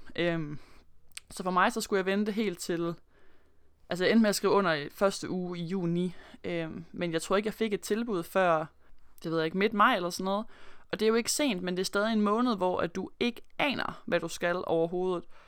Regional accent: Aarhus, Central Denmark Region, Denmark; moved away as an adult; also born or lived in Melbourne, Australia; nu er jeg jo fra Aarhus af

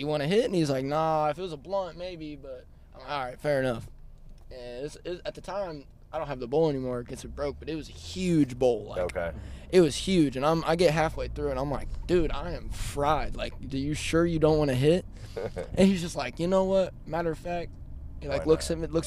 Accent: Champaign, Illinois, United States; I'm like from Champaign area

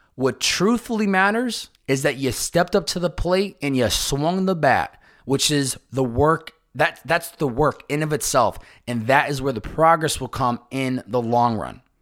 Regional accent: Chicopee, Massachusetts, United States; my hometown of Chicopee, Massachusetts

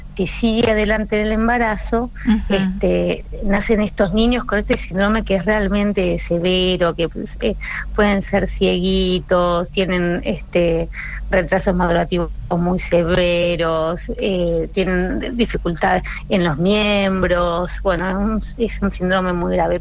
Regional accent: Argentina; nuestros compatriotas, nuestros hermanos argentinos

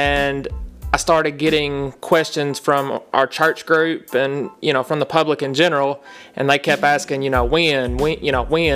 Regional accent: Milan, Tennessee, United States; We're from Milan, Tennessee, and we own Uncle

